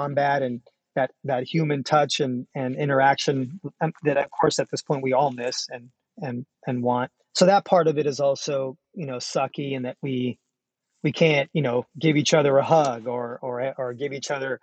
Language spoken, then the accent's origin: English; San Jose, California, United States; I grew up in San Jose in an exclusive Mexican community